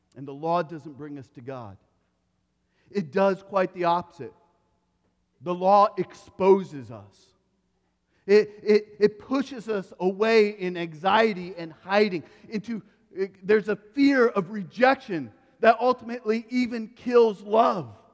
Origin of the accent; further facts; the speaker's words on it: Iowa, United States; When I grew up, I grew up in Iowa.